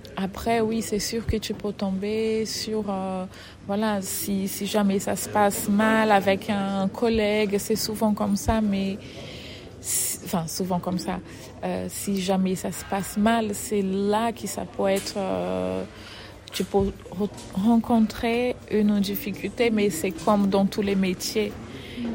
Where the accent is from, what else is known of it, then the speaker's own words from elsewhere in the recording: Fortaleza, Ceará, Brazil; French is a second language; moved away as an adult; now in France; je suis brésilienne. Je viens euh, de Fortaleza, du Nord-Est, Ou... le Nord-Est du Brésil, où j'ai j'ai grandi dans le milieu de la danse